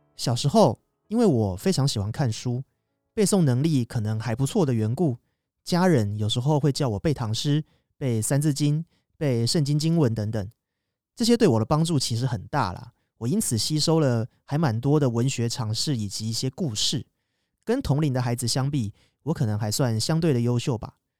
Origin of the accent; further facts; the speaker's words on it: Kaohsiung, Taiwan; moved away as an adult; 未来打算就回高雄找工作